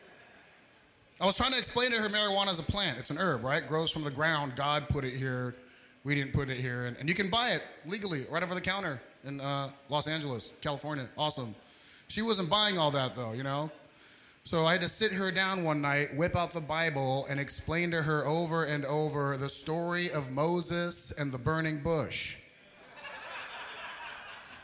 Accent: Egypt; that's where I'm from Egypt.

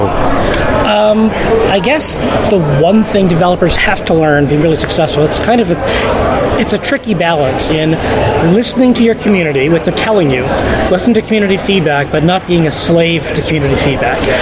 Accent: Canada; moved away as an adult; also born or lived in United States; I am from Canada. I lived in the U.S. for 10 years, and that's where I did most of my games journalism. But I'm born in Canada, and I live there again

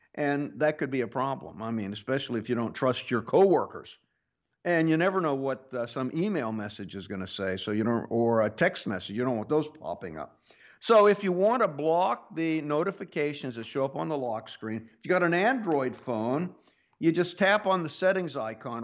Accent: Pittsburg, Kansas, United States; moved away; I grew up in Kansas

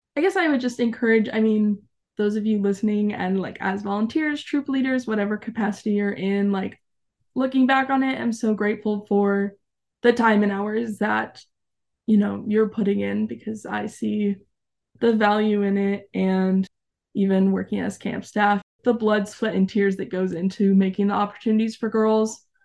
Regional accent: Arizona, United States; moved away as an adult; also born or lived in New Mexico; I was born and raised in Arizona

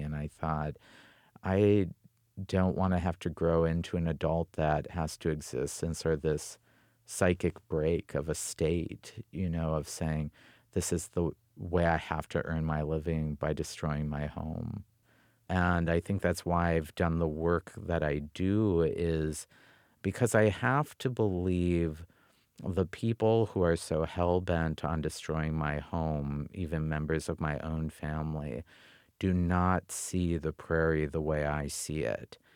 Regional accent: North Dakota, United States; moved away; I grew up with the Badlands as my backbone and the Missouri River as the main artery of my life

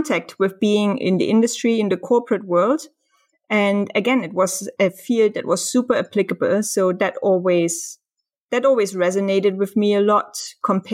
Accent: Germany; moved away; also born or lived in Dresden / Hamburg; I'm from Germany.

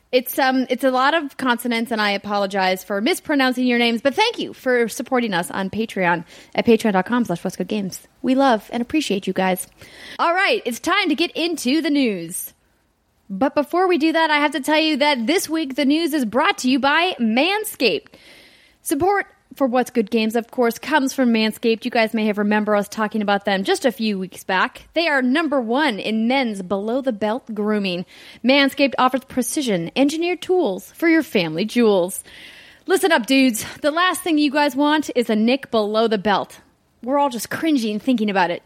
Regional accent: Fargo, North Dakota, United States; moved away; my hometown of Fargo, North Dakota

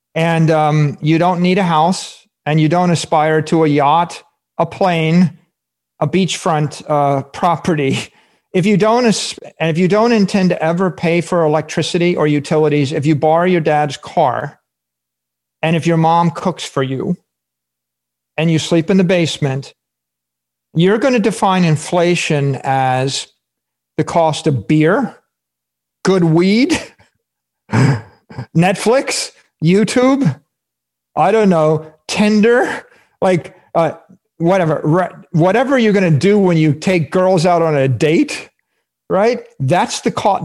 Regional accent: Fairborn, Ohio, United States; my hometown uh, Fairborn, Ohio

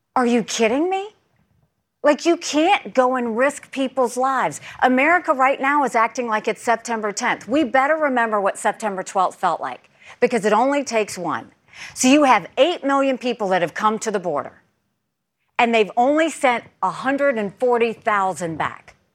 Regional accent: South Carolina, United States; no different than anyone else in South Carolina. I mean, you know, we had, the time that I came and grew up, we were the only Indian family in a small rural southern town

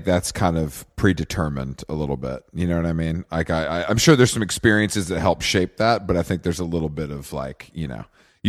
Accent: the South, United States; I'm from suburban. Yeah. I'm from the South.

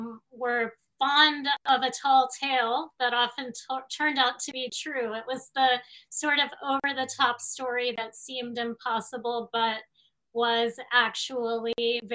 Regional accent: Miami, Florida, United States; moved away as an adult; also born or lived in Dallas, Texas / New York City; now in Queens, New York, United States; I grew up in Miami after having moved at the age of two from Dallas.

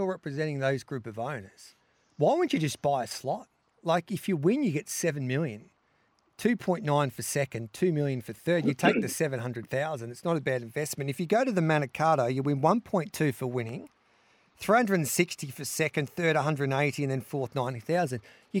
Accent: Western Australia, Australia; Yeah, I'm an Australian. That's what I bloody am. I'm a bloody

